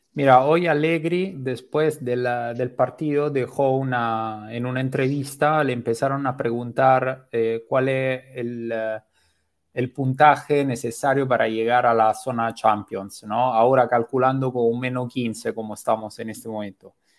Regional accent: Rome, Lazio, Italy; moved away as an adult; now in Lima, Peru; soy italiano, pero nací en Roma

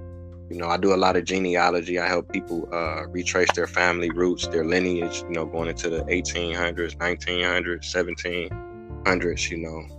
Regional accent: Cleveland, Ohio, United States; I live in Cleveland. I was from Cleveland.

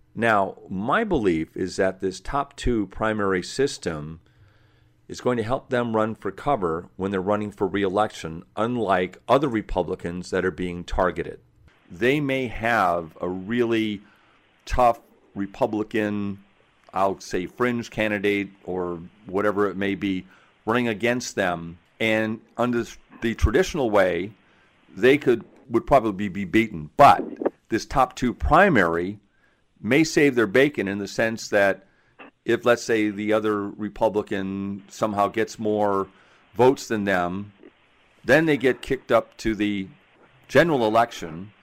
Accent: Seattle, Washington, United States; I'm from Seattle

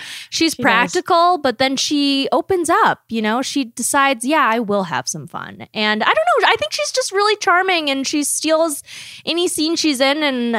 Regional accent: the South, United States; accent: Southern; I would say fake a British accent because my Southern accent is too offensive

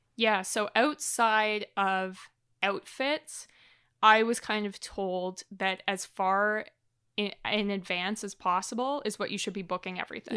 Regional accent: Canada; as a Canadian

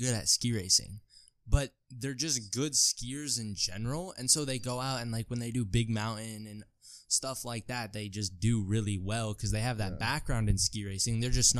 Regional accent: Truckee, California, United States; I'm from Lake Tahoe, California, Truckee, California.

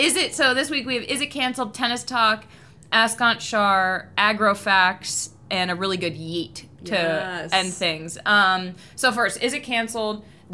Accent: New England, United States; in New England, like growing up in Maine or in Boston

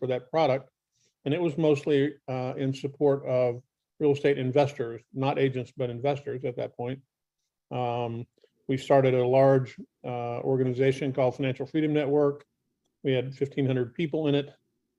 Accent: Kentucky, United States; also born or lived in Virginia / New York / California / Texas; So I grew up in Kentucky. I've kind of lived all over the place.

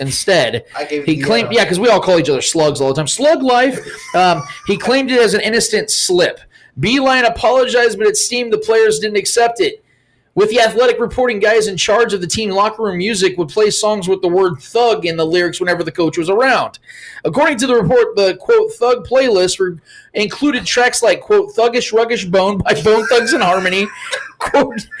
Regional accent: Kansas City, Missouri, United States; it's my hometown

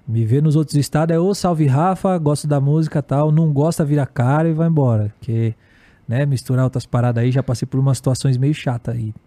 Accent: Guarulhos, São Paulo, Brazil; eu sou de Guarulhos

